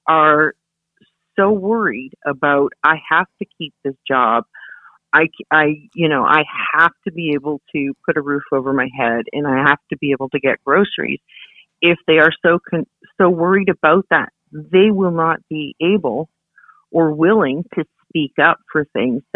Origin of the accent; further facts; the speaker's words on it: Hamilton, Ontario, Canada; I grew up in Hamilton, and father was a steel worker in Dofasco.